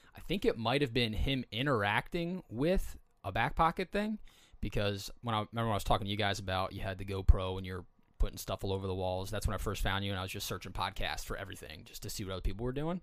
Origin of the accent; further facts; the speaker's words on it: East Coast, United States; I was from the East Coast